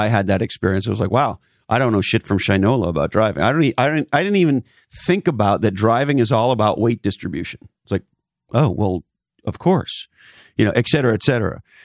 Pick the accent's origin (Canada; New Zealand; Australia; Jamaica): Canada; Montreal, Quebec; as a Canadian, I grew up in Montreal and, uh, loved the Montreal Canadiens as a kid